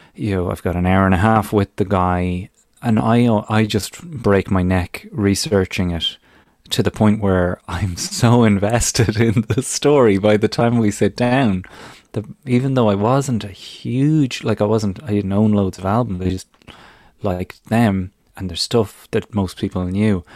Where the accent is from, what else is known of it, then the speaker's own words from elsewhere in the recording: Ireland; now in United Kingdom; youngster growing up in Ireland